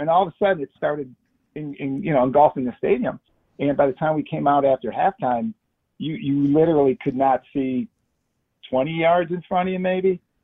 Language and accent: English; Chicago, Illinois, United States; I grew up in Chicago